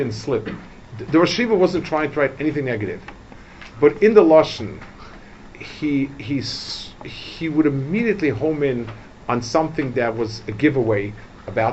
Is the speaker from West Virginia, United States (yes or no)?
no; New York City, New York, United States; I grew up in Lower East Side.